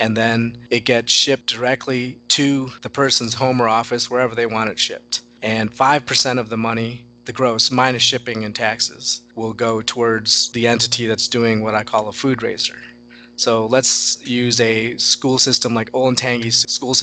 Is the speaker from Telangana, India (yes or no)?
yes; Hyderabad, Telangana, India; I was born in Hyderabad